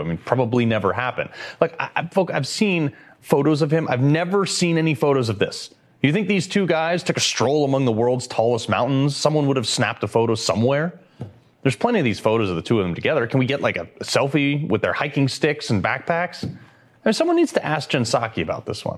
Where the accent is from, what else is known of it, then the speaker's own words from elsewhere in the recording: Connecticut, United States; my home state of Connecticut